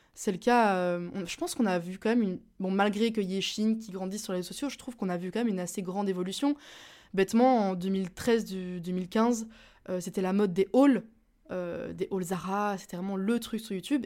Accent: Belgium; je suis belge

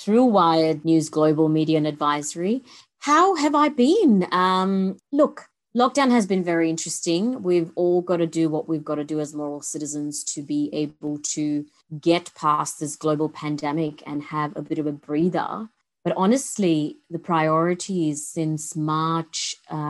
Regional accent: India; moved away as an adult; now in Sydney, Australia; my growing up in India

